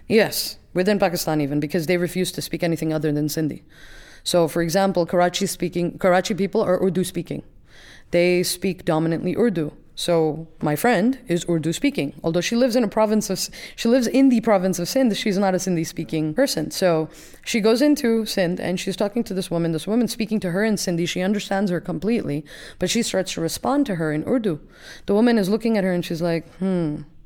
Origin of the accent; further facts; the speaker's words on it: New York, United States; accent: New York; I am very New York